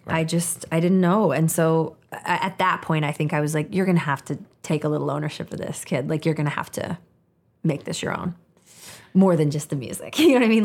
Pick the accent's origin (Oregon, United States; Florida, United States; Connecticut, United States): Oregon, United States; Portland; also born or lived in Olympia, Washington; when I was nine years old, my parents divorced. And my mom and I moved from Olympia, Washington, Portland, Oregon